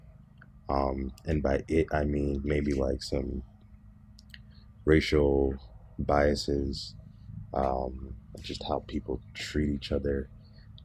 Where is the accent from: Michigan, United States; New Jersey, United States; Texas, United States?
Michigan, United States; Berrien Springs; I grew up in Southwest Michigan, as you know, and growing up here in Southwest Michigan in Barron Springs